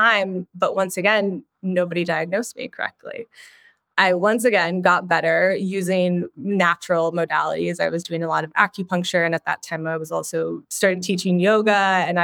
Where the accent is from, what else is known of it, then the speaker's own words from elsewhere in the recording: Minnesota, United States; I grew up in the Midwest in Minnesota and was up at a cabin every weekend